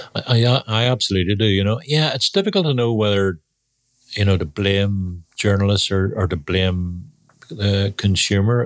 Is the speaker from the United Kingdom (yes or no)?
yes; Belfast, Northern Ireland, United Kingdom; Belfast in Northern Ireland